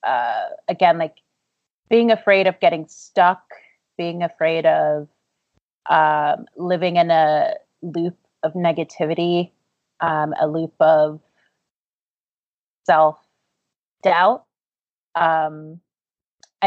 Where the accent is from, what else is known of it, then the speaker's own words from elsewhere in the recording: Baltimore, Maryland, United States; I grew up in West Baltimore